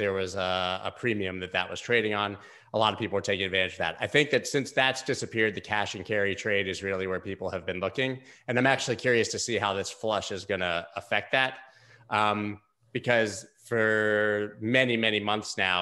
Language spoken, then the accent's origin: English; United States; as an American